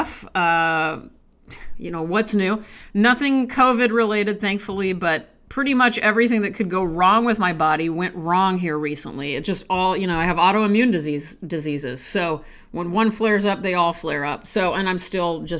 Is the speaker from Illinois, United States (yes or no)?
no; Nebraska, United States; I'm from Nebraska